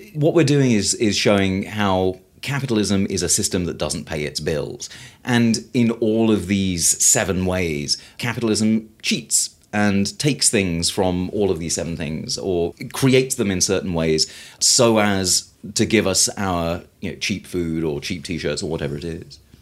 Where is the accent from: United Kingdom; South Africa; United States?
United Kingdom; I'm British